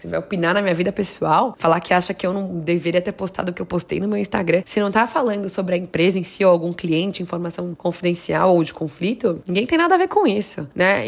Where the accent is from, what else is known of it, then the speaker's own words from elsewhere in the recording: Guarulhos, São Paulo, Brazil; moved away as an adult; now in California, United States; Guarulhos, minha terra natal